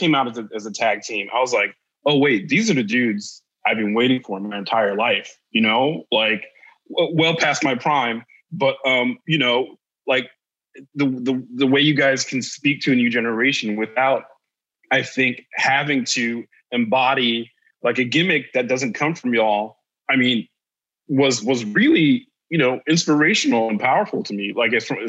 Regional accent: Haiti; like, I'm from the Caribbean, my parents are Haitian. So, you know, there might be exotic, you know, birds up in my space sometimes. Yeah. When I went back to Haiti, I would see some birds I could identify

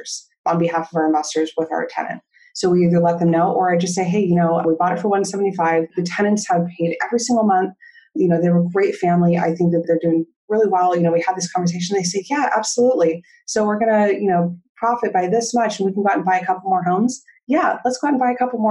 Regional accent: Southern California, United States; I grew up in Southern California

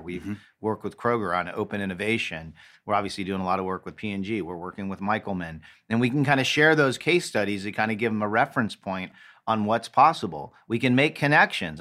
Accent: Los Angeles, California, United States; now in Cincinnati, United States; my hometown of Los Angeles

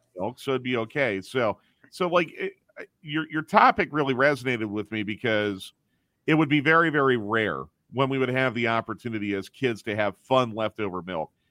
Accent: Philadelphia, Pennsylvania, United States; I grew up in Philadelphia

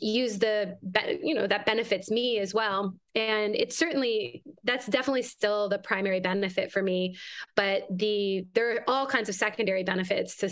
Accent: Canada; moved away as an adult; now in United States; I'm Canadian originally, and I've been in the United States for a long time

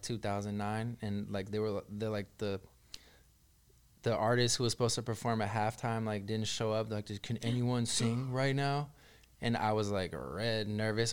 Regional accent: the Bay Area, California, United States; I'm from the Bay.

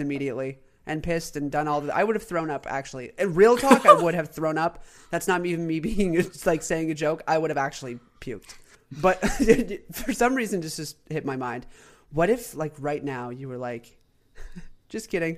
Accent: North Carolina, United States; my home state

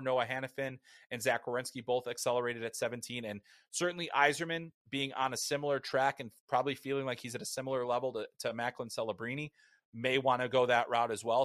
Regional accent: United States; as an American

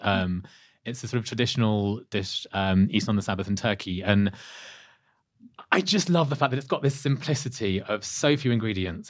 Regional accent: Leicester, East Midlands, United Kingdom; not far from where I was born in Leicester.

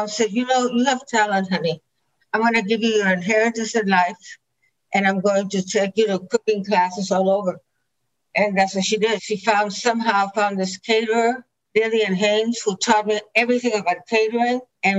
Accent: Chihuahua, Mexico; English is a second language; also born or lived in Agua Prieta, Sonora, Mexico; Chihuahua. Chihuahua. Yeah, I was born in Sonora, Agua Prieta, and raised on this cattle ranch.

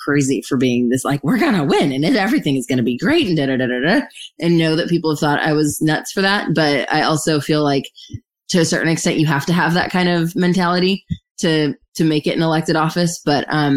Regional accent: Santa Clarita, California, United States; in Santa Clarita, in my hometown

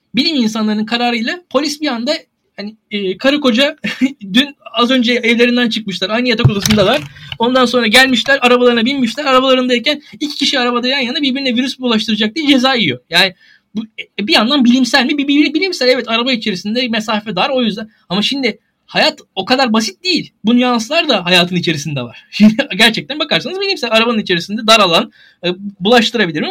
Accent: Turkey; bir Türk olarak

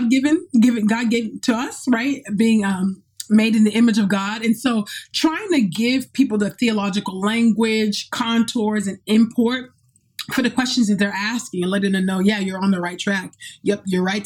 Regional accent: California, United States; moved away; my hometown in California

